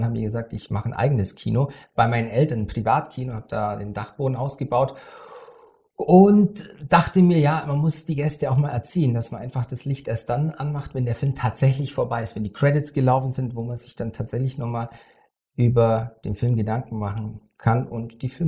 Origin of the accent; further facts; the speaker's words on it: Krumbach, Bavaria, Germany; Ich komme aus Bayern, das, also aus Krumbach, das liegt zwischen Augsburg und Ulm.